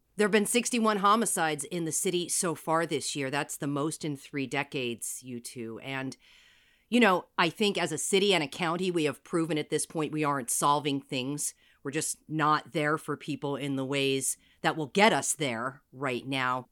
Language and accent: English; New Jersey, United States; now in Seattle, United States; I'm from Jersey.